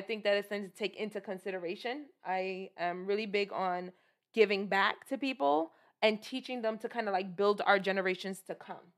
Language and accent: English; New York City, New York, United States; I'm originally from Brooklyn